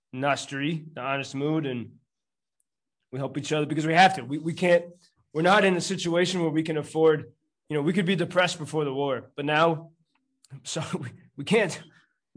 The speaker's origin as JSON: {"language": "English", "country": "United States", "moved": "as an adult", "lives_now": "Lviv, Ukraine", "said": "I'm an American."}